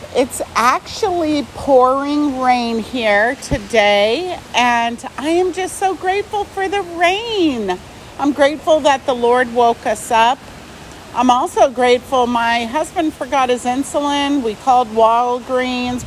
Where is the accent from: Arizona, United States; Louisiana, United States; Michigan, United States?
Arizona, United States; I'm from Arizona and it never rains